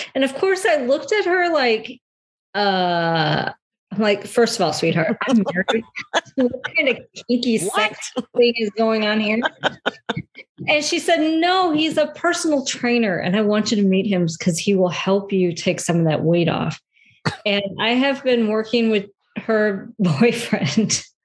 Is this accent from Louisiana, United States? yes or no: no; Detroit, Michigan, United States; moved away as an adult; also born or lived in South Carolina; I am originally from uh, the Metro Detroit area